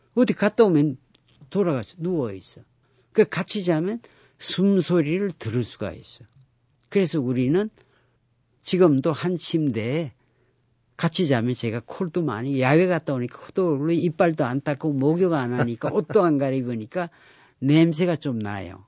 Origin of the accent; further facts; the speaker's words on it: Geoje, South Gyeongsang, South Korea; moved away; 우리 고향 거제도도